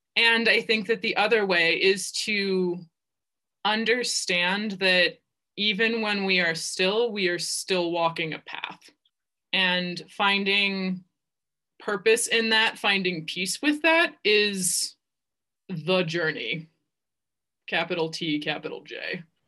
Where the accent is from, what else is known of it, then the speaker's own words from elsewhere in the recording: Ohio, United States; also born or lived in Virginia; I was born and raised in Ohio